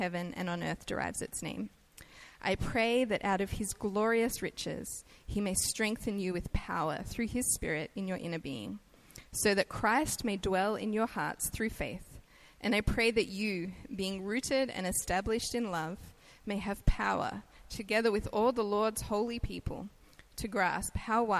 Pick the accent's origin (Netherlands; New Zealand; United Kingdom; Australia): Australia; accent: Australian; moved away as an adult; now in United States; I'm Australian, so I have an accent